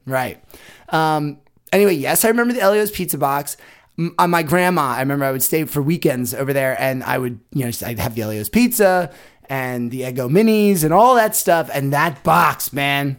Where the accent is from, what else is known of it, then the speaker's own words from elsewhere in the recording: Philadelphia, Pennsylvania, United States; we're from Philly